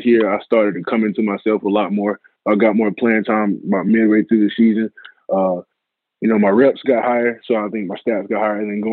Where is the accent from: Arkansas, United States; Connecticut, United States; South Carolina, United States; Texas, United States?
South Carolina, United States; Columbia; also born or lived in England / Spain; I grew up majority of my life in Columbia, South Carolina, with my mom, two brothers